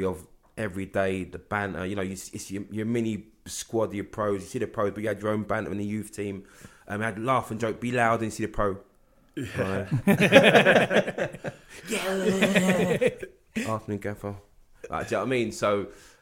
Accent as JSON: {"language": "English", "region": "London", "country": "United Kingdom", "said": "I was from North London, so I had to get all the way from North London to Heathrow by train"}